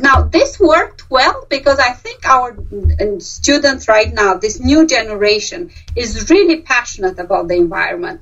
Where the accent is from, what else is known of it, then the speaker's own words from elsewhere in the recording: Romania; English is a second language; moved away as an adult; now in Pennsylvania, United States; I'm from Romania and I'm from a city that's not too far away and I speak with the same accent as they do.